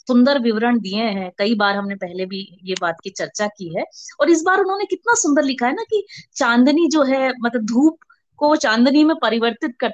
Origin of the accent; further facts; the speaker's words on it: Uttarakhand, India; तो कुमाऊं मतलब उत्तराखंड का एक बड़ा हिस्सा है कुमाऊं एक हिस्सा है गढ़वाल तो आई एम फ्रॉम कुमाऊं